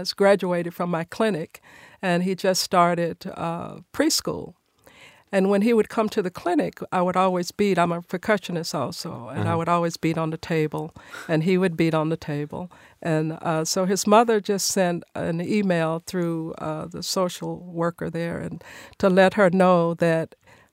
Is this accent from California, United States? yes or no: no; Nashville, Tennessee, United States; I was born and raised here in Nashville in a music family.